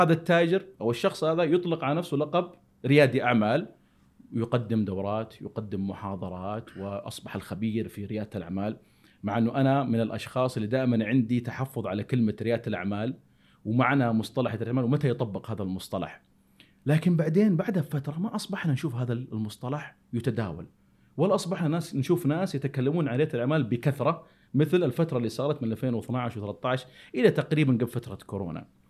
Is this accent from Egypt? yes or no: no; Saudi Arabia; هنا عندنا في السعوديه